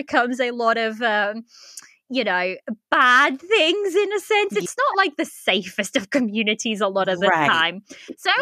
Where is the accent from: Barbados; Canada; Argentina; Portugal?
Portugal; now in United Kingdom; I live in the UK. I'm originally from Portugal, but I was born in Portugal, but moved to the UK.